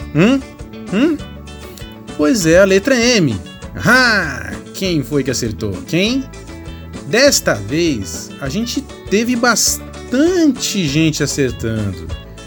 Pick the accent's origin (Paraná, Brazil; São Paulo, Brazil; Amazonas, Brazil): São Paulo, Brazil; moved away; lá de onde eu vim, de São Paulo